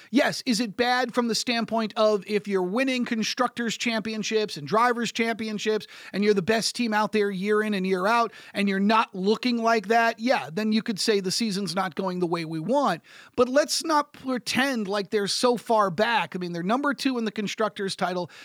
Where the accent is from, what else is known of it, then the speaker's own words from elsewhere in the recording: United States; as an American broadcaster